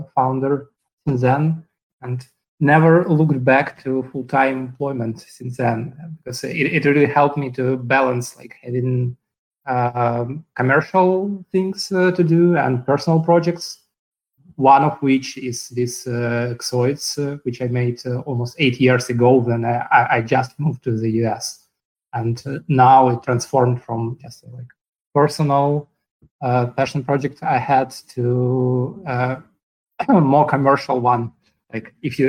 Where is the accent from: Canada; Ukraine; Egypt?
Ukraine; moved away as an adult; also born or lived in Moscow, Russia; now in New York, United States; originally I'm from Ukraine, but at some point I moved to Moscow, Russia, and spent 7 years there